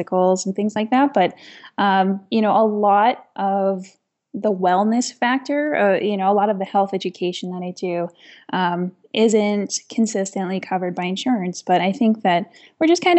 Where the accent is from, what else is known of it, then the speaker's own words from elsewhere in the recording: Aroostook County, Maine, United States; also born or lived in Toronto; now in Arundel, United States; I grew up in Aroostook County. And for those of you that aren't familiar with Aroostook County, it is probably one of the more remote parts of the state of Maine